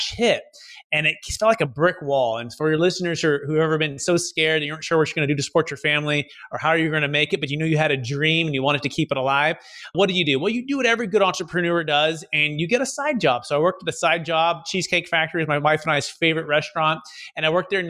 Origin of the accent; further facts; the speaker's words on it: Fremont, California, United States; originally growing up in the Bay Area, Mission, San Jose, Fremont, kind of Silicon Valley